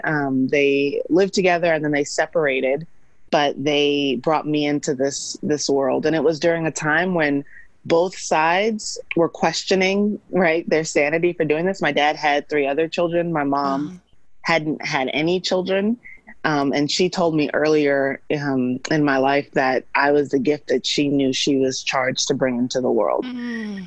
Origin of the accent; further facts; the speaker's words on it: Missouri City, Texas, United States; also born or lived in New York / Atlanta; I grew up in Missouri City, which is a suburb of Houston